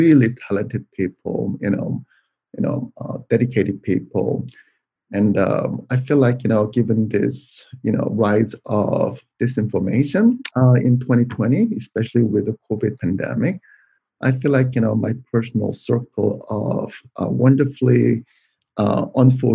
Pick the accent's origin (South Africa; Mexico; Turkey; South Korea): South Korea; moved away as an adult; now in United States; I was born in South Korea, and I came to the United States to go to graduate school